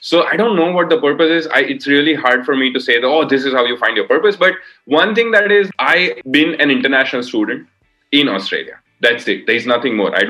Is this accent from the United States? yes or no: no; India; I am from India.